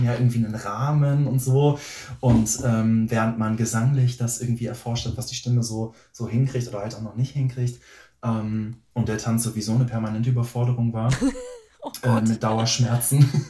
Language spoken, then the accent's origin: German; near Bielefeld, North Rhine-Westphalia, Germany; moved away as an adult; also born or lived in Berlin; ich komme aus der Nähe von Bielefeld